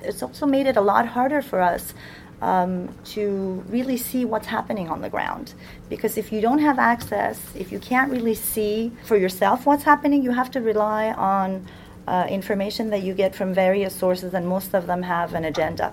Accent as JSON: {"language": "English", "country": "United States"}